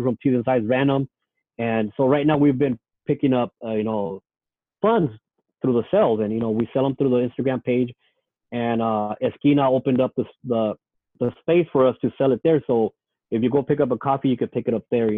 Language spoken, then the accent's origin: English; San Diego, California, United States; I grew up in Logan Heights. I still live here